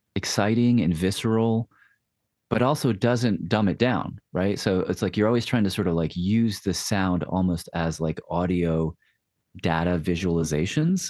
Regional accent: Nashville, Tennessee, United States; moved away; Nashville's my hometown

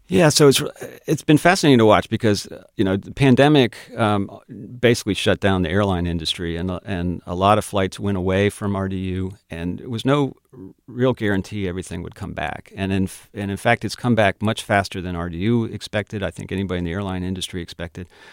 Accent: Cincinnati, Ohio, United States; now in Raleigh, United States; my hometown is Cincinnati

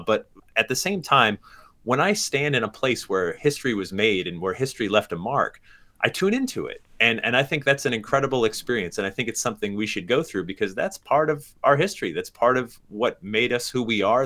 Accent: Sandy Hook, Connecticut, United States; also born or lived in Massachusetts; I was born in Massachusetts, same hospital as Tony, as you mentioned, but I grew up in Sandy Hook, Connecticut

